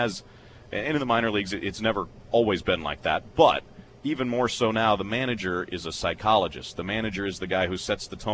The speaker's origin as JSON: {"language": "English", "region": "Kansas", "country": "United States", "tie": "born or raised there", "moved": "yes", "lives_now": "Arkansas, United States", "said": "We go to Wichita, back home in my home state for me"}